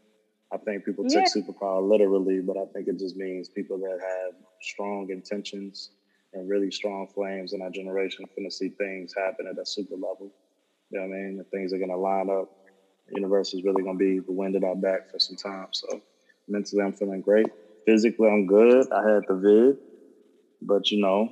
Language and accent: English; Houston, Texas, United States; moved away as an adult; now in Dallas, United States; I'm from Houston, Texas, and currently reside in Dallas, Texas.